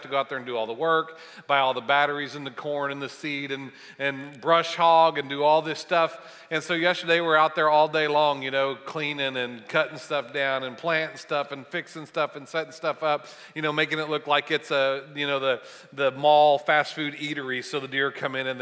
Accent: Bartlesville, Oklahoma, United States; I grew up in Bartlesville, and I love Tulsa and being around this area

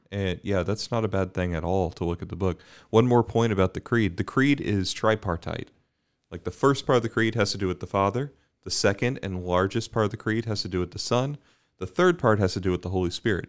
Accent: Bermuda; growing up in Bermuda, we would always

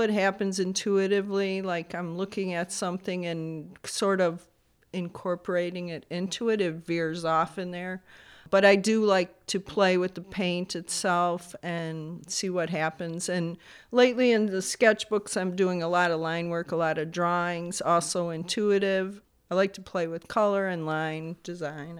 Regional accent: Bolingbrook, Illinois, United States; also born or lived in Chicago; Technically born in Chicago on the south side, and was raised in Bolingbrook

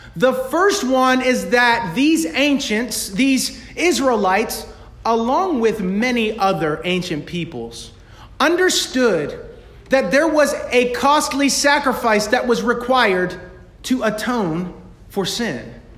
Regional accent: United States; yo soy americano. ma'am, I'm, I'm American

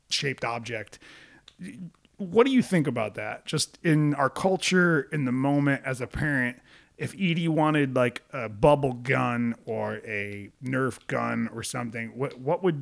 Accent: Rhode Island, United States; I grew up in Rhode Island

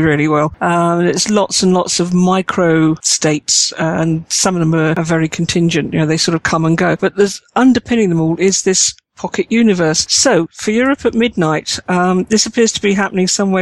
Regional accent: United Kingdom; I'm British and I like the understated

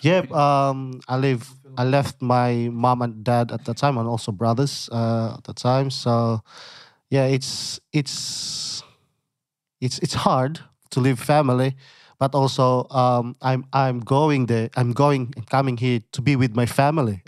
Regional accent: Philippines; moved away as an adult; now in Ballarat, Australia; I came from the Philippines and I grew up there

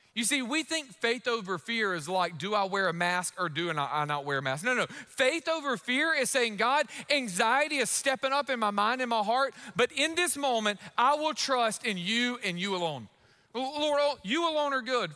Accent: United States; as an American

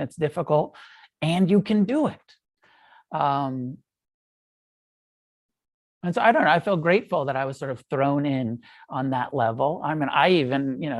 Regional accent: United States; we're American.

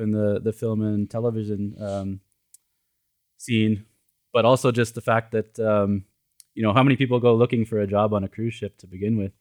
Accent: Edmonton, Alberta, Canada; moved away as an adult; now in Los Angeles, United States; I grew up in Canada

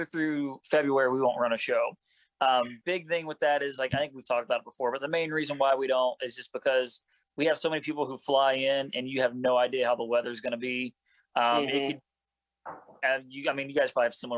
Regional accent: Indiana, United States; moved away; my hometown in Indiana

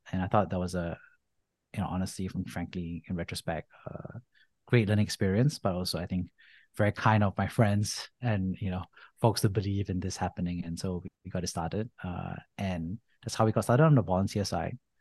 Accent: Singapore; moved away as an adult; I grew up in Singapore

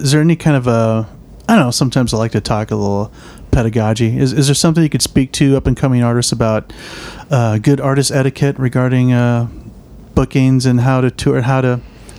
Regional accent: Southern California, United States; accent: Southern California; now in Memphis, United States; Yeah, I got the Southern California thing still.

